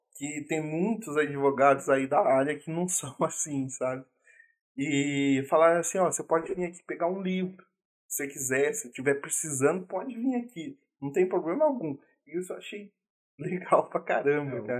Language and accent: Portuguese; Minas Gerais, Brazil; eu sou mineiro